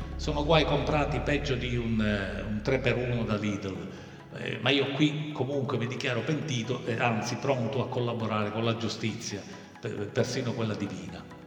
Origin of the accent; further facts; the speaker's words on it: Palermo, Sicily, Italy; come diciamo noi a Palermo